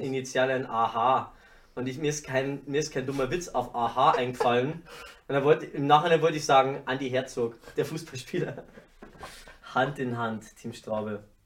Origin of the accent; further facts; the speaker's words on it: Ingolstadt, Bavaria, Germany; Aus Ingolstadt